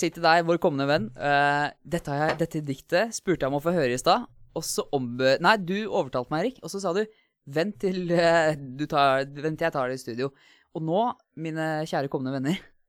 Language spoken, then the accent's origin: Norwegian; Asker, Akershus, Norway; Jeg kommer fra Asker, uh, nærmere bestemt Hvalstad